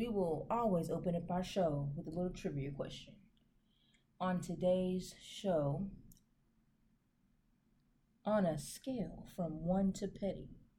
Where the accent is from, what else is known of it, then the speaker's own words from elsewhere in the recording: Dallas, Texas, United States; now in Baton Rouge, United States; This is your girl … in Baton Rouge, Louisiana, but from Dallas, Texas.